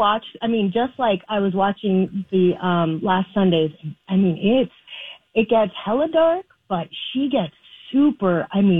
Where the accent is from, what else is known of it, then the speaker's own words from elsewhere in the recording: California, United States; I'm from California